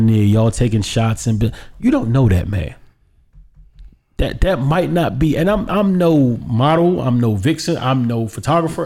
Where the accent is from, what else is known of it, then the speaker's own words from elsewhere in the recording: United States; as an American